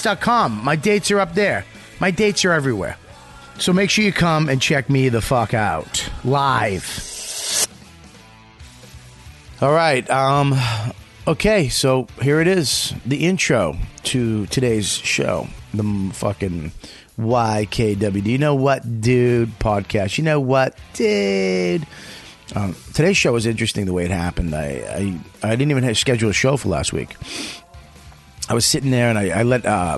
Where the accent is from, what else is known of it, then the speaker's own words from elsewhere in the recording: Boston, Massachusetts, United States; moved away; My hometown